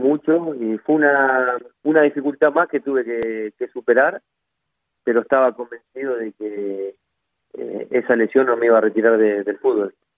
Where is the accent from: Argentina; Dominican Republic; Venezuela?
Argentina; soy de tomar mate, como buen argentino